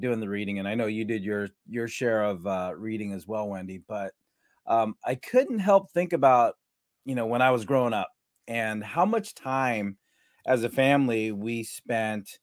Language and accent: English; San Diego, California, United States; growing up in San Diego or Southern California, we, you know, we'd wear flip-flops all day long